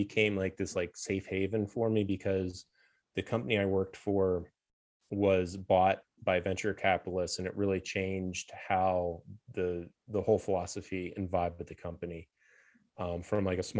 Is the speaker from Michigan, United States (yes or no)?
no; Pennsylvania, United States; old steel town I grew up in Western Pennsylvania